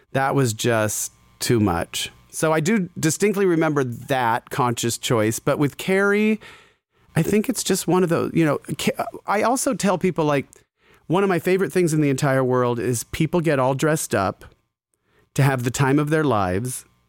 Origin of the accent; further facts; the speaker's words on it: Scottsdale, Arizona, United States; I grew up in Scottsdale, Arizona